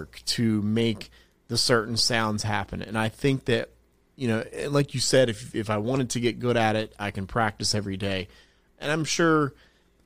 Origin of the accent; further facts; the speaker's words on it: South Carolina, United States; also born or lived in New Jersey; I was born in New Jersey, but I grew up in South Carolina.